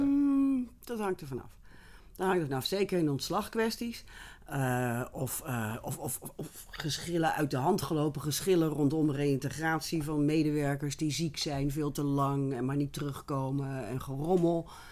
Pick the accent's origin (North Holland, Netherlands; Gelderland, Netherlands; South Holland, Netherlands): South Holland, Netherlands; Rotterdam; moved away as an adult; also born or lived in Utrecht / Hilversum; ik kom oorspronkelijk uit Rotterdam. Ik ben een stadskind